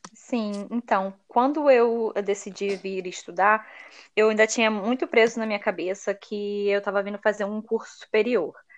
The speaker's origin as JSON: {"language": "Portuguese", "country": "Brazil", "moved": "as an adult", "said": "Você é brasileira? Aí eu, sou"}